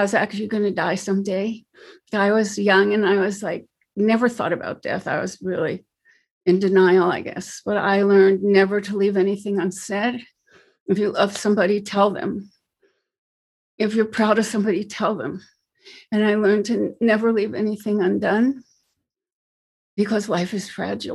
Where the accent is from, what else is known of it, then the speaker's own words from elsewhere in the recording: New York, United States; also born or lived in New Jersey / Manhattan, New York; now in California, United States; So I'm from New York. I'm a New Yorker. I was born in Brooklyn, and my father's family lived in New York. My mother's family lived in New Jersey. Eventually, we moved to Jersey.